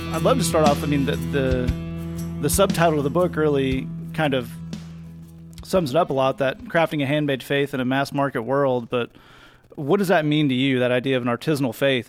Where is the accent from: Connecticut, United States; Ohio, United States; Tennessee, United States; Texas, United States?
Tennessee, United States; I'm from Tennessee.